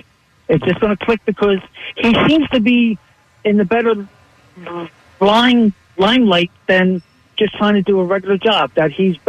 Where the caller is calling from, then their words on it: Bensalem, Pennsylvania, United States; Because I'm calling from Ben Salem.